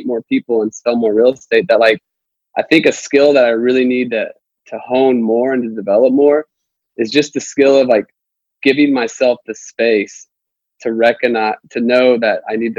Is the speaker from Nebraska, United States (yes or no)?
yes; Nebraska, United States; now in Nashville, United States; I'm from Nebraska. I moved here.